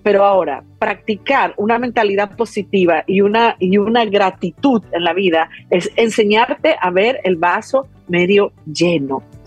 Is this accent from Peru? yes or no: yes; Peru; yo fui criada en Perú